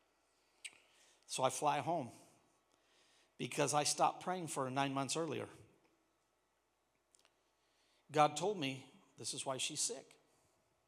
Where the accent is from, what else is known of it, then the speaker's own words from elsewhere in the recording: Washington, United States; moved away; I come from Washington.